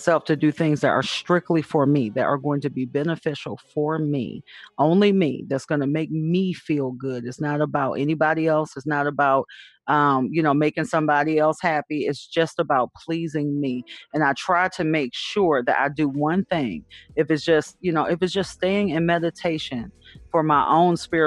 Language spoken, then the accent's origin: English; Detroit, Michigan, United States; also born or lived in Southfield, Michigan; I'm from Detroit